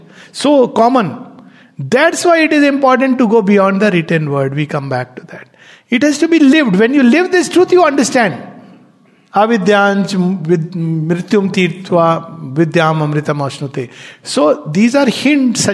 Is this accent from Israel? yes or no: no; India; I'm an Indian, born Indian